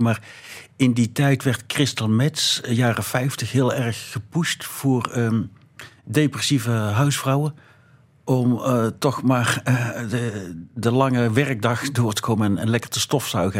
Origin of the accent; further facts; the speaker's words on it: North Brabant, Netherlands; moved away as an adult; now in Belgium; ik kom uit Brabant